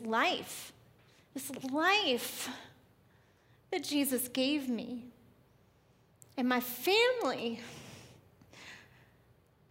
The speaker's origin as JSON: {"language": "English", "region": "New York", "country": "United States", "tie": "born or raised there", "moved": "yes", "said": "I was born and raised in New York, right outside of New York City"}